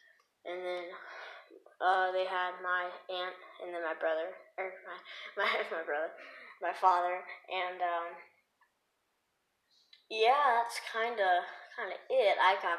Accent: Arizona, United States; I'm from Arizona, and I'll tell you my backstory. I've lived here my whole life.

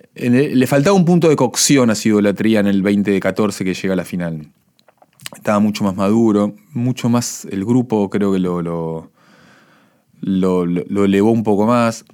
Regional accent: Argentina

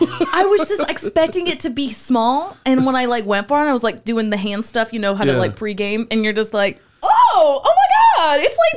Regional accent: New Castle, Indiana, United States; I'm from Newcastle, Indiana.

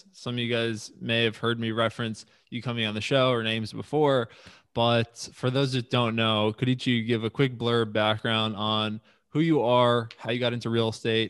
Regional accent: Long Island, New York, United States; That's just not realistic growing up in Long Island or living in New York City and wanting to kind of maintain a lifestyle, but invest in areas that it makes sense.

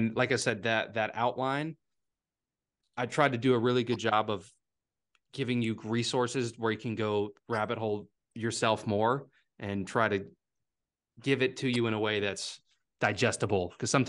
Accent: Virginia, United States; accent: Southern Virginia; There's my Southern Virginia accent coming out.

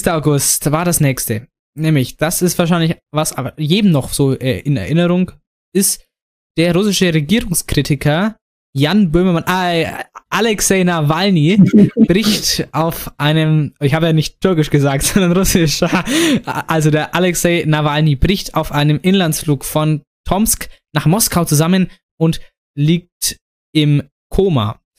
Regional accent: Saarland, Germany; Nee, ja, vielleicht, vielleicht komme ich auch, ich aus dem Saarland und bin normales Schaf.

